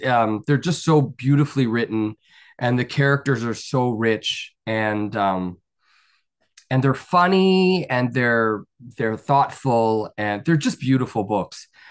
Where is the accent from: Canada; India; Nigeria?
Canada; I'm Canadian and I'm a very proud Canadian